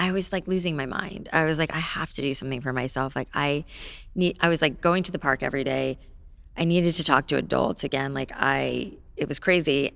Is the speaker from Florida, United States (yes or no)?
yes; Boca Raton, Florida, United States; moved away; I grew up in South Florida